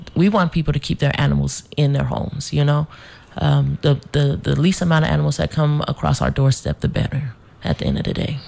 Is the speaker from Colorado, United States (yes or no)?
yes; Denver, Colorado, United States; now in St. Croix, US Virgin Islands; I grew up in Denver, Colorado